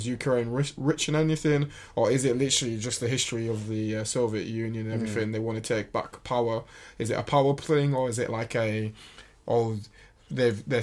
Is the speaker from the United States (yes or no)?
no; United Kingdom; I am British